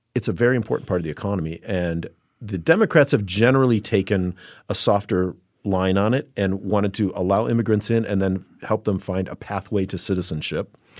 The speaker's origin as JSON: {"language": "English", "town": "Chicago", "region": "Illinois", "country": "United States", "tie": "born or raised there", "said": "growing up as a kid in Chicago, I worked as a busboy at a at a private country club in my hometown"}